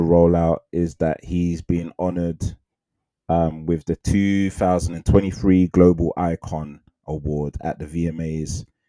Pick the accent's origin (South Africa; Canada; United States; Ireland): South Africa; I'm South African, by the way.